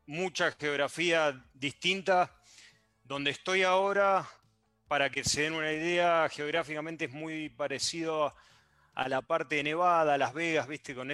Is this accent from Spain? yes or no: no; Patagonia, Argentina; soy del sur de, Argentina, esto es la Patagonia, en la costa este.